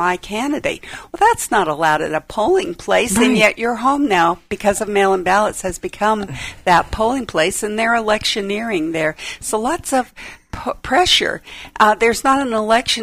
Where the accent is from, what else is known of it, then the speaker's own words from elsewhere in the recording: United States; also born or lived in Klamath Falls, Oregon / Hawaii; I was born in Klamath Falls, Oregon. We came here via Hawaii. My dad was in the Korean conflict, and when he got out, we came here when I was three